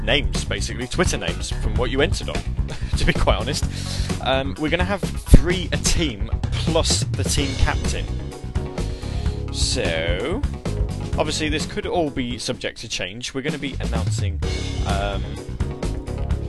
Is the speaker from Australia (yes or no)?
no; United Kingdom; I am British and I do not pronounce W's.